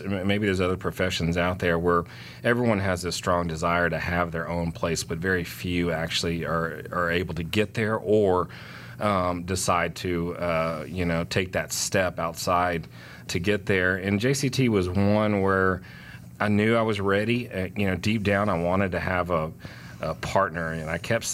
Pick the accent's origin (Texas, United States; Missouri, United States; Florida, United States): Texas, United States; Houston; now in Atlanta, United States; I grew up in Houston, Texas, so Tex-Mex food was an every other day meal for us